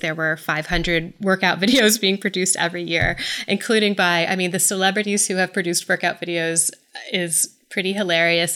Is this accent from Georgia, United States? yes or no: yes; Atlanta, Georgia, United States; I am from the South, and I, I'm from Atlanta